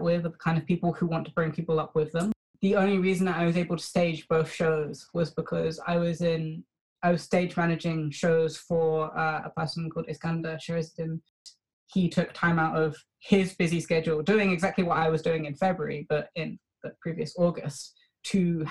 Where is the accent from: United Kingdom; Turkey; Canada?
United Kingdom; London; I was born in Britain and have lived my entire life in London